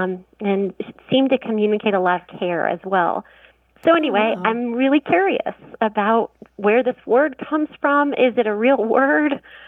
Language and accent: English; North Carolina, United States; I was raised actually in the South. I was raised in North Carolina